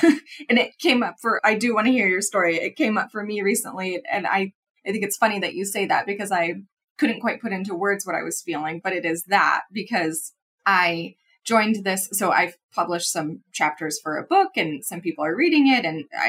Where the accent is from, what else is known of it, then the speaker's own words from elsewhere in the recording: Midwest, United States; I'm also from the Midwest, but I definitely feel like I grew up more in city.